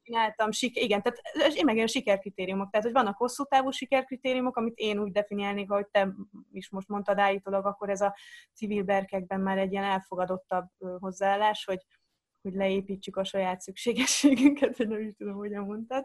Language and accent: Hungarian; Zala, Hungary; moved away; also born or lived in Netherlands; akkor Zalában laktunk egy picike faluban